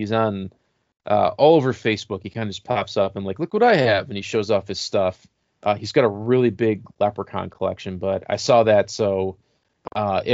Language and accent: English; Western New York, United States; I'm from Western New York.